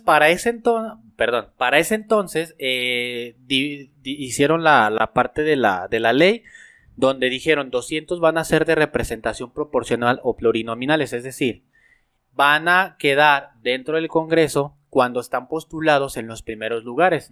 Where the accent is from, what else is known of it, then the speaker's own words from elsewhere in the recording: Aguascalientes, Mexico; Nosotros somos de Aguascalientes